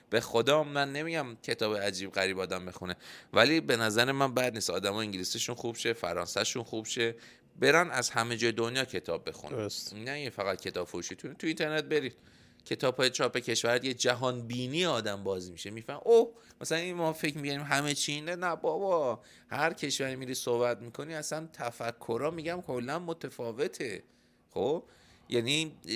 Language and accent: Persian; Iran; الان ما به عنوان یه ایرانی که داخل ایران تو این بازه زمانی زندگی میکنیم تصورمون همه فکر و ذکرمونه به خاطر اینکه تو این ماتریکس اینجا بزرگ شدیم